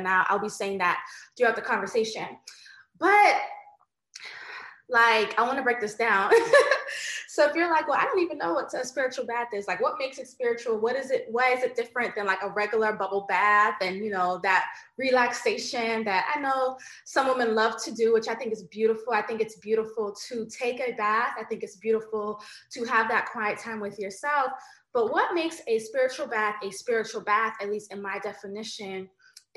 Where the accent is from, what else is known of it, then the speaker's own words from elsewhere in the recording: United States; I do have Jamaican ancestry. I was born in America.